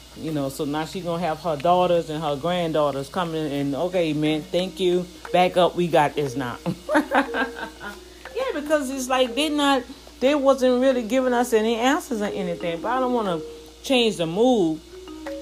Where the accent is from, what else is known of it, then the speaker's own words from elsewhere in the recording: New Orleans, Louisiana, United States; moved away; my hometown in New Orleans